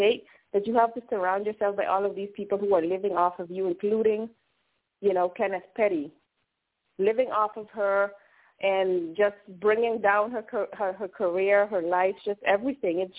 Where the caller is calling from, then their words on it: Netherlands; I'm calling from Holland. It's morning over here.